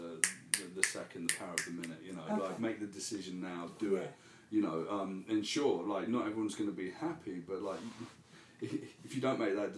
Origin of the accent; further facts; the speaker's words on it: United Kingdom; moved away as an adult; when I first came over for the first 2 years, I was known as the ….